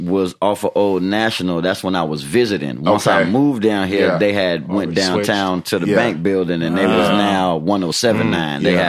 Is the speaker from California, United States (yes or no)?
no; Chicago, Illinois, United States; moved away as an adult; also born or lived in South Cobb, Georgia; now in Atlanta, United States; Because I was from Chicago and everything.